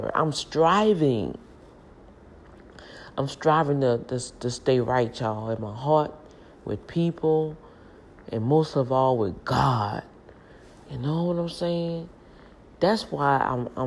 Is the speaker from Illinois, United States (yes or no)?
no; New Orleans, Louisiana, United States; moved away; This is my hometown, my upbringing. You know, and we cared about one another out here in New Orleans